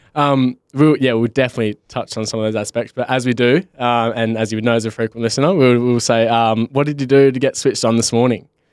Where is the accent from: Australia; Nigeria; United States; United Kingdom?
Australia; Bunbury, Western Australia; I'm from Bunbury